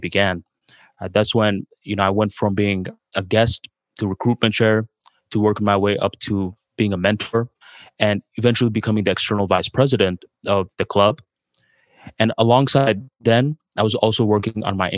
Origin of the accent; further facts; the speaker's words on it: Bangladesh; English is a second language; now in United States; going from Bangladesh to the United States, spending some years working on my English, trying to fix my accent